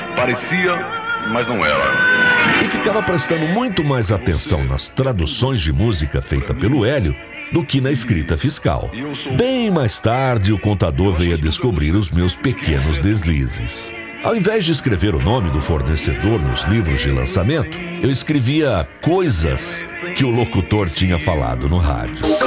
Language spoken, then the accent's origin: Portuguese; São Joaquim da Barra, São Paulo, Brazil; also born or lived in Ituverava; nasci em Ituverava, cidade próxima, mas foi em São Joaquim que vivi desde os nove meses de idade. Portanto, sempre me referi a São Joaquim como sendo a minha cidade natal.